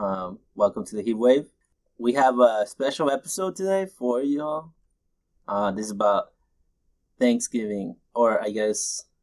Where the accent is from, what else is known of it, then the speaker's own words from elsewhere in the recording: Sinaloa, Mexico; now in United States; I'm from Mexico. Sinaloa.